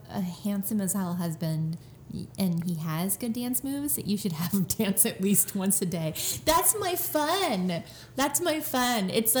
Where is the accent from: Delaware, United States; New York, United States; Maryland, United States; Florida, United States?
Florida, United States; South; I'm from South Florida for the most part